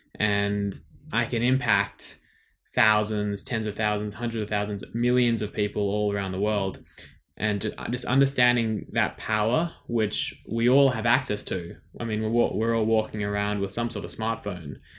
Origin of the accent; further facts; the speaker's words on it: Sydney, New South Wales, Australia; also born or lived in South Africa; I was born in South Africa, but I've lived most of my life in Sydney, Australia.